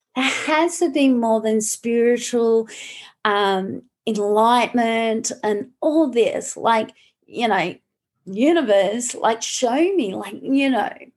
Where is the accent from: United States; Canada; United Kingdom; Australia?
Australia; also born or lived in Malaga, Spain; now in Brisbane, Australia; I'm Australian. so when I do live in um, Australia, I'm in Brisbane.